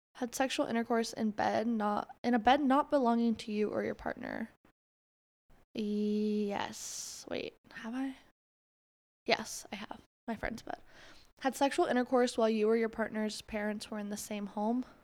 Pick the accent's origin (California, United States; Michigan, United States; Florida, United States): Florida, United States; I'm from Florida